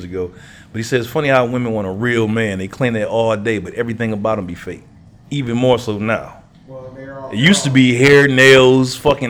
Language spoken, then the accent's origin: English; Detroit, Michigan, United States; we grew up in Detroit